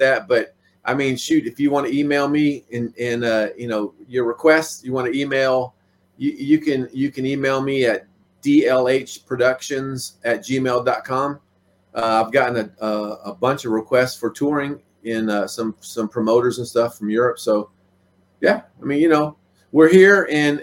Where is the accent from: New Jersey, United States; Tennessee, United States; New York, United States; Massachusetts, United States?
Tennessee, United States; Nashville; also born or lived in Los Angeles; Growing up in Nashville